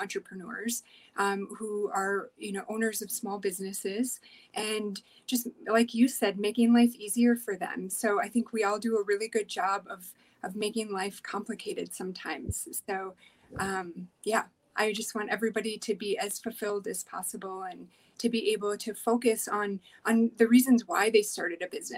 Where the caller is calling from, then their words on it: Denver, Colorado, United States; Yeah, so I'm here from Denver, Colorado.